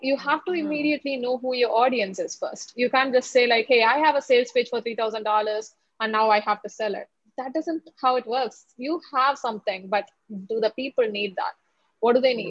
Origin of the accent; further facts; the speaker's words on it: India; I'm from India